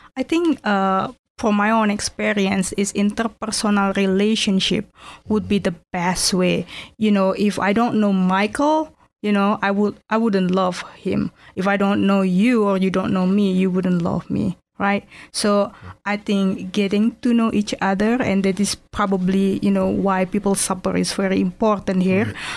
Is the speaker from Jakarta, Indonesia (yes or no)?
yes; Jakarta, Indonesia; English is a second language; moved away as an adult; now in Erie, United States; I'm from Jakarta, Indonesia